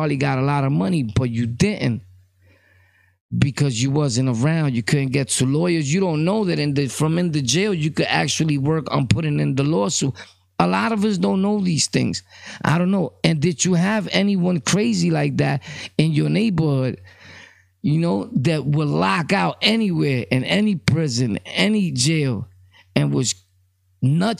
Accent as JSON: {"language": "English", "town": "New York City", "region": "New York", "country": "United States", "tie": "born or raised there", "said": "I'm from Brooklyn, born and raised"}